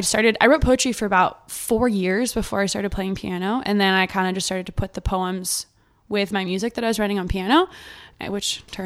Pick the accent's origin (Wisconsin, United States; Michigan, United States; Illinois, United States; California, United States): California, United States; Thousand Oaks; also born or lived in Santa Monica / Chicago; now in Venice, United States; I was born in Santa Monica, but I was raised in Thousand Oaks.